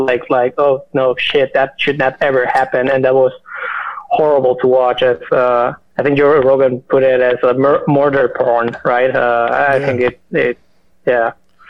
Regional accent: Chihuahua, Mexico; moved away as an adult; now in Chicago, United States; And I'm what you would call an expat. I've been living in Chicago for 7 years now, but I'm originally from Chihuahua, Mexico.

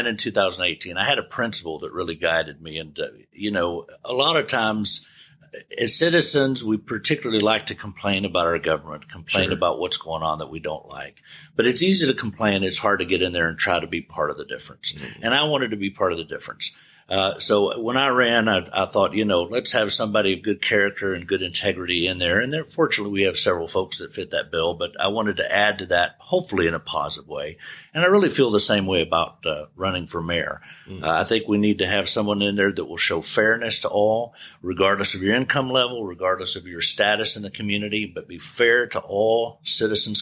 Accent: Bay City, Texas, United States; moved away as an adult; also born or lived in Houston, Texas; now in Bryan, United States; I grew up in Bay City, Texas, came here in 1986 to go to school

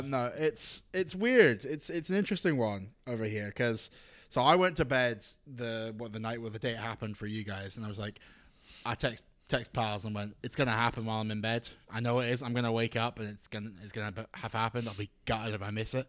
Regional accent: Scotland, United Kingdom; moved away as an adult; now in Australia; I'm from Scotland

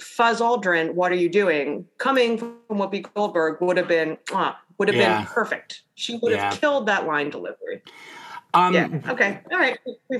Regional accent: New Jersey, United States; I'm from New Jersey.

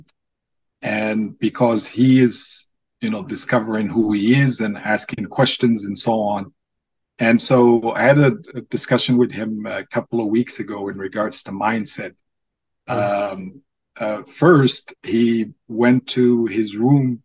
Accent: Casablanca, Casablanca-Settat, Morocco; English is a second language; moved away as an adult; now in United States; I was born and raised in Casablanca, Morocco.

